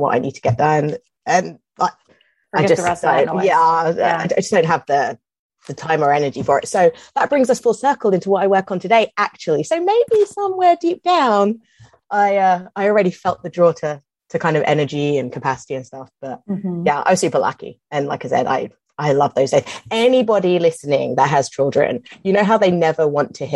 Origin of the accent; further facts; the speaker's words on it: London, United Kingdom; moved away; I'm from London and it's huge, like it's hugely, hugely multicultural there